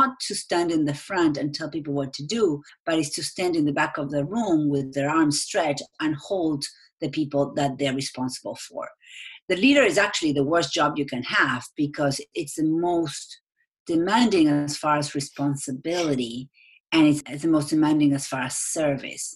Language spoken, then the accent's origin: English; Argentina; English is a second language; moved away